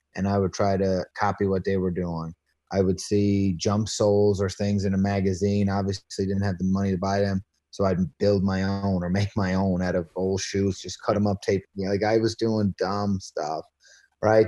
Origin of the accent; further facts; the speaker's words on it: Patrick's Cove, Newfoundland and Labrador, Canada; also born or lived in Branch, Newfoundland; I grew up on, uh, uh, Placentia Bay out Route one hundred. It's a very small town